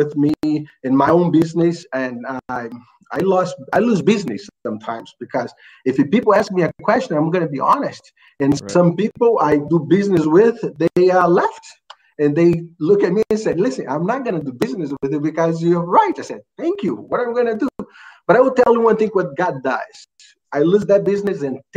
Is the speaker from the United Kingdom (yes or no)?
no; Rio de Janeiro, Brazil; English is a second language; now in United States; I'm from Brazil, Rio de Janeiro